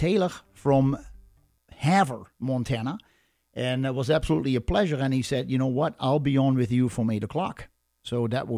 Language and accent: English; Netherlands; moved away; I am Dutch